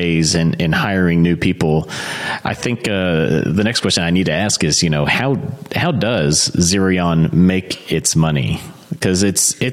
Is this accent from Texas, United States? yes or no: yes; Texas, United States; I'm from Texas